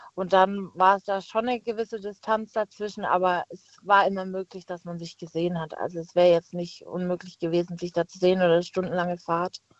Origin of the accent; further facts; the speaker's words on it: Pforzheim, Baden-Württemberg, Germany; moved away as an adult; now in Heidelberg, Germany; ich komme äh, gebürtig aus Pforzheim und wohne jetzt eben in Heidelberg